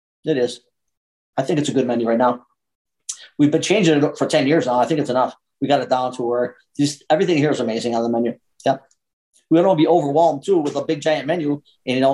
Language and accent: English; New York, United States; moved away as an adult; now in Deming, United States; I come from New York. There's a lot of loyalty there. There's a lot of loyalty. I mean, I still go to the same pizza place I grew up with.